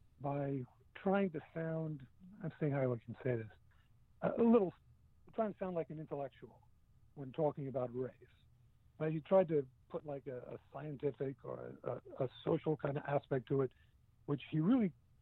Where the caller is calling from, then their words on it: New Jersey, United States; from New Jersey.